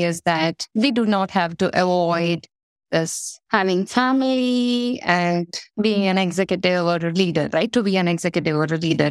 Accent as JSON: {"language": "English", "country": "India", "tie": "born or raised there", "moved": "yes", "said": "I was born in India in a small town in a very traditional Orthodox Indian family. My mom is a homemaker and no background of working women in the family as such as when I was growing up"}